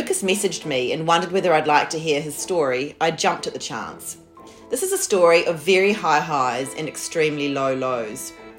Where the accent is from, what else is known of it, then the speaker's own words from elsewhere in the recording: Christchurch, Canterbury, New Zealand; I'm from Ototahi, Christchurch